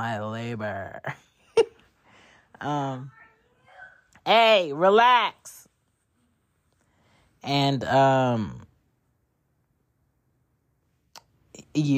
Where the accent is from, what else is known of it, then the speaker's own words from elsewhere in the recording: Philadelphia, Pennsylvania, United States; also born or lived in Jamaica (parents); now in Atlanta, United States; I'm from Philly by way of ATL currently